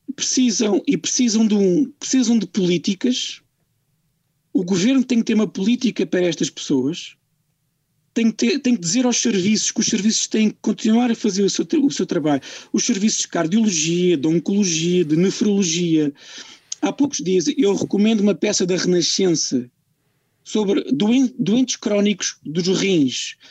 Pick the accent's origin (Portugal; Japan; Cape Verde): Portugal; eu exijo, como português